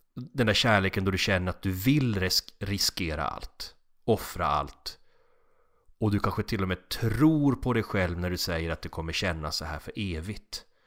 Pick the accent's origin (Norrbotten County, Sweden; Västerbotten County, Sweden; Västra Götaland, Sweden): Norrbotten County, Sweden; Kalix; moved away; Hembränt var inte så starkt i Kalix i och med att vi hade så nära till Finland